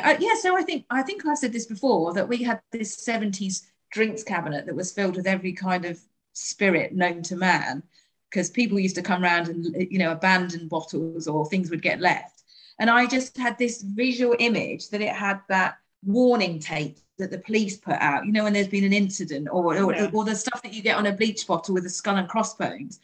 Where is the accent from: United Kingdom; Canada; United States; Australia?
United Kingdom; we're British